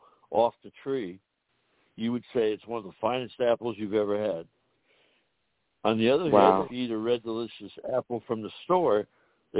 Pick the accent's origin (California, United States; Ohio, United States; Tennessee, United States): Ohio, United States; Northeast; I'm from Northeast Ohio, where it gets down to 20 below in the wintertime.